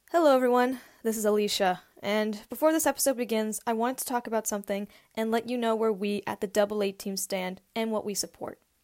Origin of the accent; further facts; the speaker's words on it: Malden, Massachusetts, United States; the most notable thing about my hometown, which no one talks about, um, is it was the birthplace and founding place of Converse